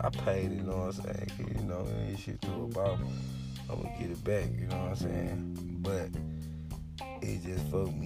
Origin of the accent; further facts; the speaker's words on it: Memphis, Tennessee, United States; I'm from Memphis